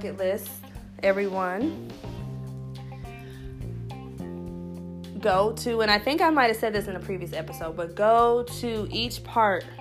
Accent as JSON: {"language": "English", "country": "United States", "tie": "born or raised there", "said": "I was born here."}